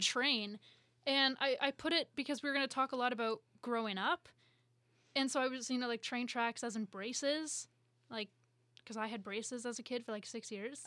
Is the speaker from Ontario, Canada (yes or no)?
yes; Collingwood, Ontario, Canada; now in Toronto, Canada; two hours north from Toronto in a town called Collingwood